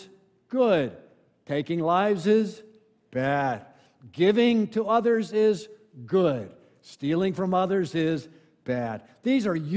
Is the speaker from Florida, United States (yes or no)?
yes; Ocala, Florida, United States; moved away; I go back to my hometown of Ocala, Florida